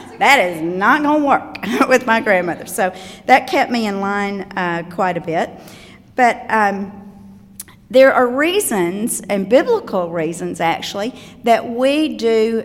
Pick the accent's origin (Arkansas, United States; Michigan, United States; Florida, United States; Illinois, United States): Arkansas, United States; Osceola; moved away; I'm from Osceola, Arkansas, and a very small town of 8,000 people is my hometown, and I was raised in the same community with my grandparents